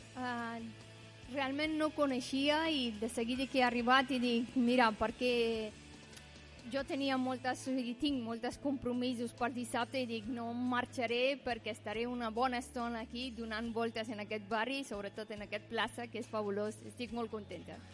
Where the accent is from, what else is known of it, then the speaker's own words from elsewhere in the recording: Afghanistan; moved away; jo sóc d'Afganistan